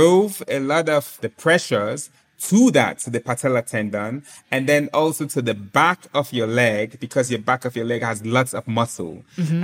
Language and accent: English; Sierra Leone; born or raised there